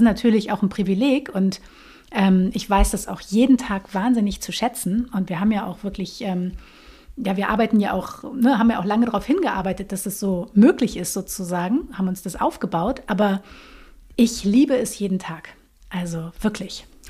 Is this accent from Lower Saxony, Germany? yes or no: yes; Lüneburg Heath, Lower Saxony, Germany; ich bin aufgewachsen in der Lüneburger Heide tatsächlich